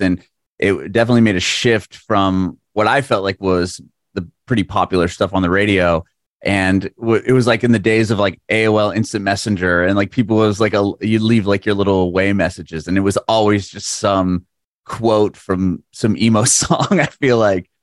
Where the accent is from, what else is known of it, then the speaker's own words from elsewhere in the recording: San Diego, California, United States; moved away; also born or lived in Bay Area, California; I'm from San Diego, but I lived in the Bay Area for, like, five